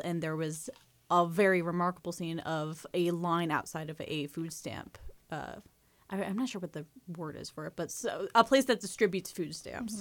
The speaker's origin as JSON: {"language": "English", "region": "New Jersey", "country": "United States", "said": "As a New Jerseyan"}